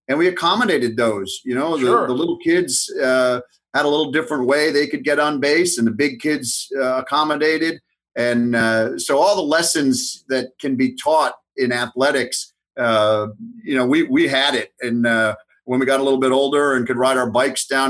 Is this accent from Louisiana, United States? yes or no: no; North Haven, Connecticut, United States; I grew up in North Haven, Connecticut, and I went to public school throughout